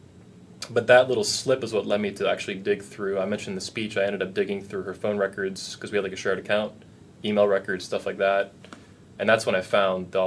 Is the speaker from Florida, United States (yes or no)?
yes; Cape Coral, Florida, United States; moved away as an adult; also born or lived in Fort Myers, Florida / Lehigh Acres, Florida; now in Orlando, United States; I'm actually from Cape Coral, Cape Coma, home of the nearly dead, newly wed. But I went to high school in Fort Myers, so I know the area pretty well